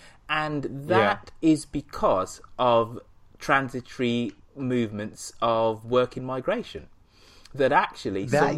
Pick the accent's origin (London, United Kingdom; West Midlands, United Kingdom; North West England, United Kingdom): West Midlands, United Kingdom; Birmingham; my hometown of Birmingham